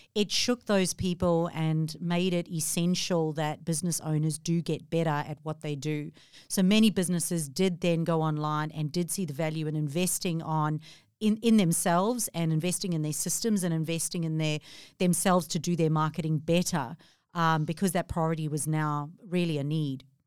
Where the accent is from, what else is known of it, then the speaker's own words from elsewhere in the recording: South Africa; moved away as an adult; now in Australia; 14 years ago, I moved from South Africa